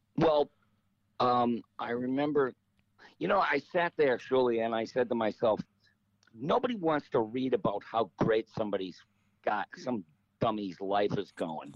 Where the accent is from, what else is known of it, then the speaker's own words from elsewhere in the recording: Detroit, Michigan, United States; growing up in Detroit